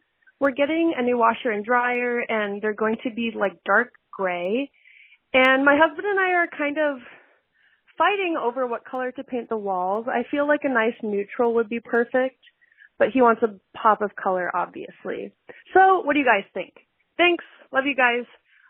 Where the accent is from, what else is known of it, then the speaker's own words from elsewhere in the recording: Idaho, United States; Hi, Brian and Neil. … I'm from Idaho.